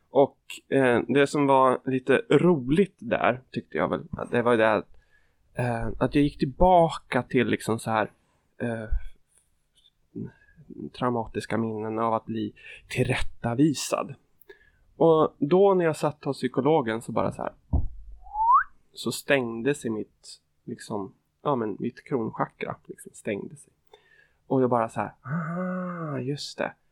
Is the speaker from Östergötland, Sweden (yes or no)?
yes; Kisa, Östergötland, Sweden; En och en halv timme från där jag växte upp.